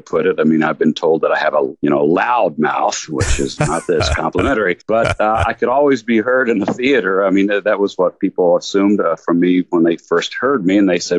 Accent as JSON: {"language": "English", "town": "Lexington", "region": "Kentucky", "country": "United States", "tie": "born or raised there", "said": "I'm actually very proud of my upbringing because I was born and raised in Lexington, Kentucky, which the saying that you can take the boy out of Kentucky, but you can't take Kentucky out of the boy is very true in my case."}